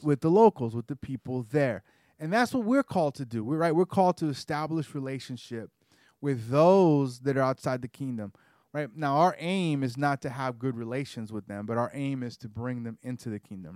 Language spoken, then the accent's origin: English; the South, United States; I grew up in the South, so I have a more of a genteel manner.